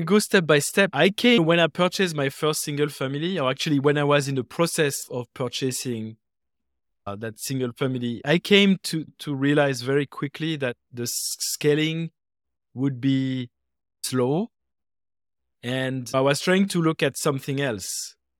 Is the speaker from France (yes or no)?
yes; France; moved away as an adult; now in United States; in France, where I was born and raised. And I came to the US uh, more than 20 years ago